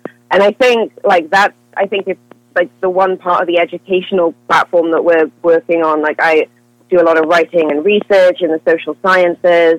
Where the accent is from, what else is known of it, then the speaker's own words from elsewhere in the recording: Wales, United Kingdom; moved away as an adult; now in California, United States; moving out here as a Welsh woman